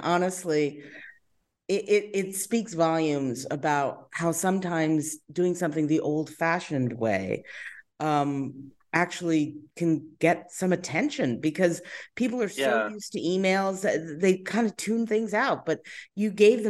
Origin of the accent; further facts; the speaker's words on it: New York, United States; I am. I'm from Long Island originally, so there definitely were delis out there. And you know, I definitely partook in deli culture from an early age.